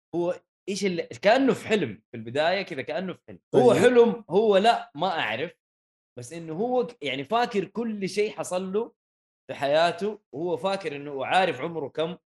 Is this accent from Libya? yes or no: no; Saudi Arabia; احنا كسعوديه